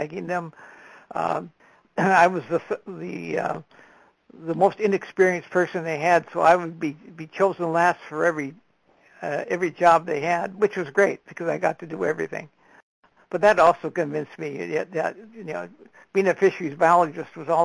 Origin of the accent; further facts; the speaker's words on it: Minnesota, United States; I was brought up in Minnesota, but both my parents were biologists, and we lived on one of the larger lakes in Minnesota, Lake Minnetonka.